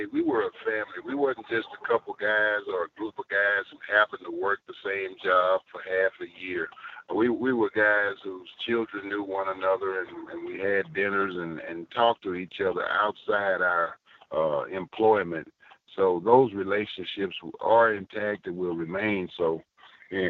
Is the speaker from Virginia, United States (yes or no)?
no; Texas, United States; I'm a Texan